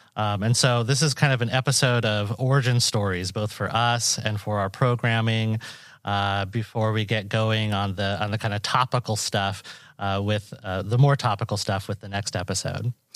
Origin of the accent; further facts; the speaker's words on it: Washington, United States; moved away as an adult; now in Iowa, United States; I'm a Boricua from Washington State. Uh, so I grew up out west